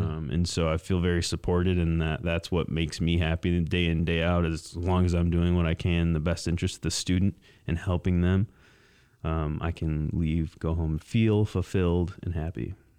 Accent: Mason, Michigan, United States; also born or lived in East Lansing; I grew up in Mason, um, just about twenty miles south of here

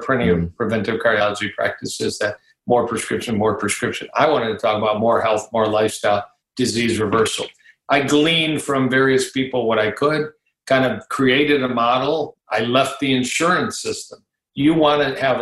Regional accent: Detroit, Michigan, United States; also born or lived in Ann Arbor, Michigan / Dallas / Kansas City; I grew up in Detroit, Michigan. I'm talking to you now from a suburb of Detroit, Michigan.

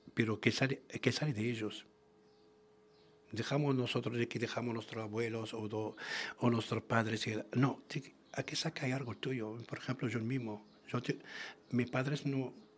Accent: Tangier and Tetouan, Tanger-Tetouan-Al Hoceima, Morocco; first language Arabic; Spanish is a second language; now in Spain; Tánger y Tituán, es una antiguamente es una corona española, y todavía hasta ahora tenemos una, hay algo palabras, hablamos muy diferente que la gente

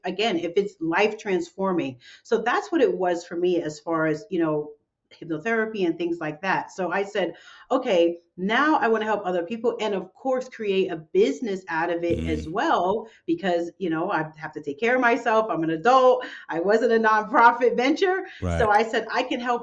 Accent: New York City, New York, United States; my hometown of New York City

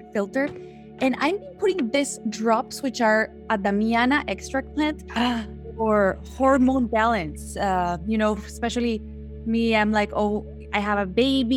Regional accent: Guatemala; moved away as an adult; I'm from Guatemala originally. I've been living here already almost 8 years.

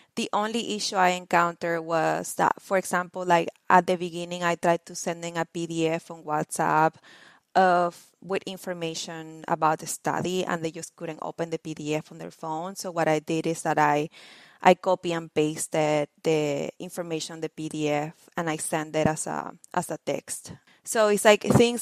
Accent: Venezuela; now in Bloomington, United States; I am originally from Venezuela, born and raised

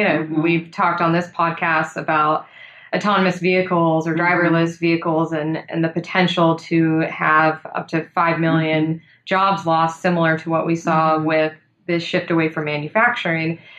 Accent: San Joaquin Valley, California, United States; I grew up in the San Joaquin Valley, a very agricultural area

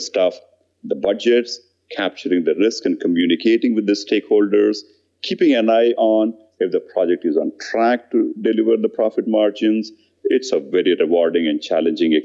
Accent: India; moved away; I grew up in India in a very average middle-income family

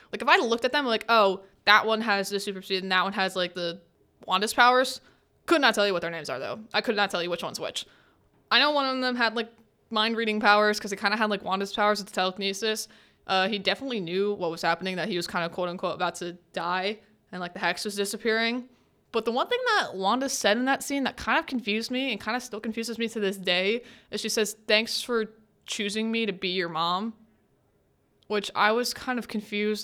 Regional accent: New Jersey, United States; that little town of Westview in New Jersey, my home state

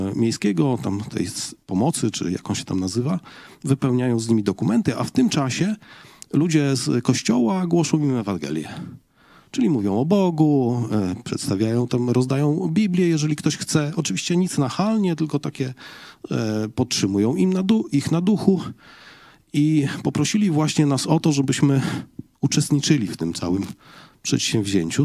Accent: Poland; jestem z Polski

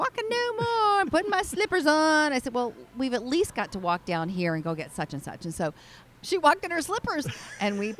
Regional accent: Missouri, United States; We grew up in Missouri

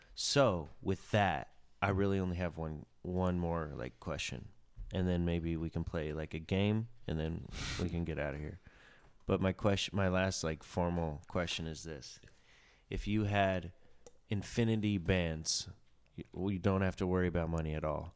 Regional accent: Chattanooga, Tennessee, United States; moved away as an adult; now in New York, United States; I grew up in Chattanooga, and the same house, you know, I went to the same school, kindergarten through twelfth grade

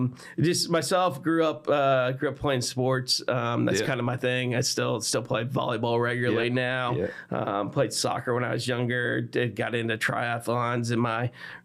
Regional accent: Texas, United States; also born or lived in Chicago, Illinois; I was born outside of Chicago, but then moved down here to Texas when I was young.

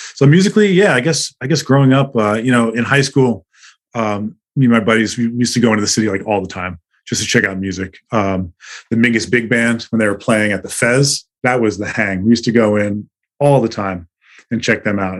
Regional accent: Long Island, New York, United States; moved away as an adult; now in Salt Lake City, United States; I grew up um, on Long Island, you know, the suburbs of the city

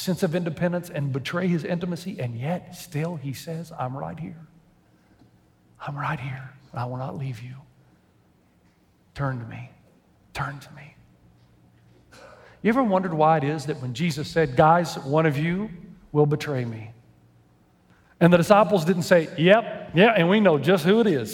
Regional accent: Tennessee, United States; moved away as an adult; also born or lived in Lexington; now in San Dimas, United States; I grew up in Tennessee

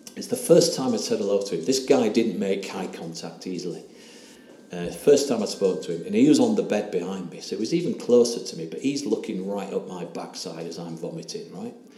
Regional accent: England, United Kingdom; accent: English; my English accent

